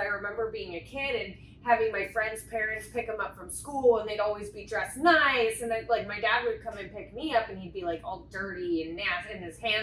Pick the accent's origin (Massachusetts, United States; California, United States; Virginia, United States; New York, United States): California, United States; San Diego; born and raised in San Diego here